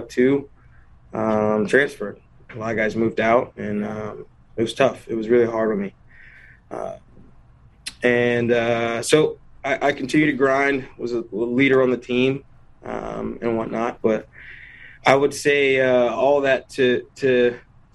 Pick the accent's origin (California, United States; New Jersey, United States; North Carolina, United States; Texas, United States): North Carolina, United States; an hour from NC State; moved away as an adult; also born or lived in Wisconsin; I'm an hour away from my hometown right now.